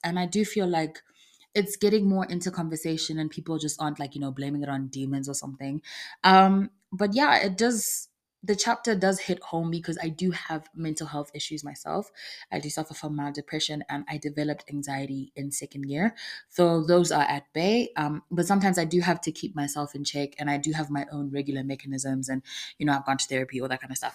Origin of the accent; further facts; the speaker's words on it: Zimbabwe; moved away; I come from Zimbabwe